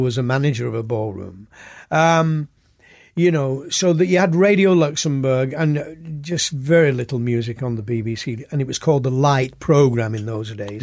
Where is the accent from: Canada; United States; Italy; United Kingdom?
United Kingdom; Oldham, North West England; born or raised there